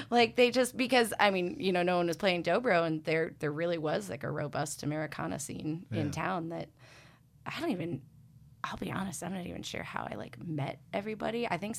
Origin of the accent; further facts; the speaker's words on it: Ann Arbor, Michigan, United States; growing up in Ann Arbor.